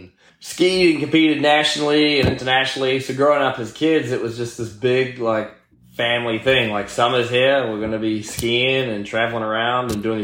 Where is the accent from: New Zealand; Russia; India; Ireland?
New Zealand; moved away as an adult; also born or lived in Florida, United States; now in United States; I grew up in New Zealand. That's like where my family's from